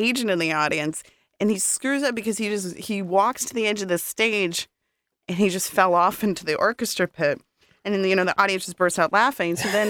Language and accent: English; Boston, Massachusetts, United States; I grew up in Boston.